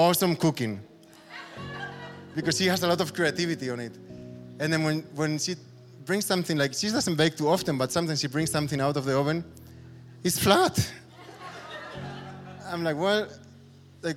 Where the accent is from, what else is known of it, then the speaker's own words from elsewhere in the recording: Spain; moved away as an adult; now in Berlin, Germany; I'm half German, half Spanish. I grew up in Spain, but my mom is from Berlin, so half Berliner